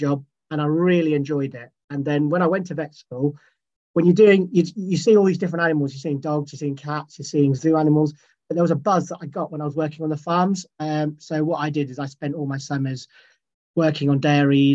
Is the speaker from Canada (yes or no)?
no; Scotland, United Kingdom; I was born and bred in Scotland. That's where I'm originally from